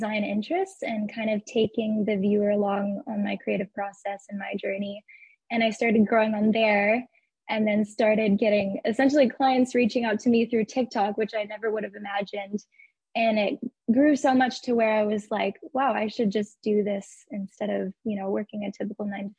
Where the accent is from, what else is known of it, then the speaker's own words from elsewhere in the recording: Arizona, United States; moved away as an adult; also born or lived in New Zealand; now in Dallas, United States; I'm originally from Arizona.